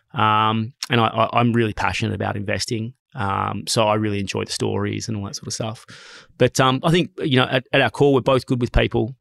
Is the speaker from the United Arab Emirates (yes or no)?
no; Sydney, New South Wales, Australia; I grew up in a really stable, loving family. I grew up in Mossman